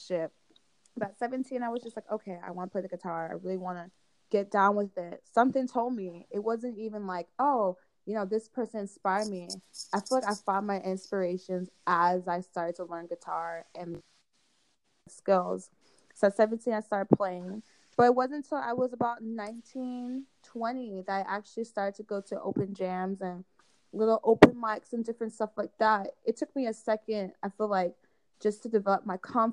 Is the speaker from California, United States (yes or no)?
yes; California, United States; I'm from California. My family's from London